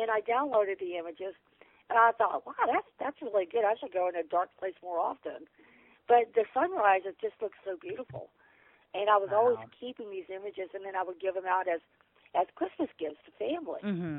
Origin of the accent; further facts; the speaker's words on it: Virginia, United States; also born or lived in Washington, D.C. / New York; I was born in Washington, D.C. And I grew up in Virginia. My dad was in the military, and I was a military brat.